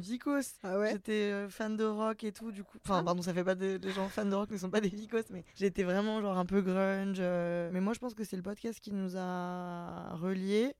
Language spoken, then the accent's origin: French; Lyon, Auvergne-Rhône-Alpes, France; moved away as an adult; now in Paris, France; je suis lyonnaise